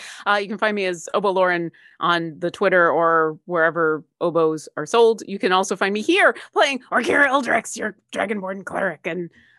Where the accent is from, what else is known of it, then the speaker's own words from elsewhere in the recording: Buffalo, New York, United States; I grew up in Buffalo, where I had access to Sesame Street also in Canada.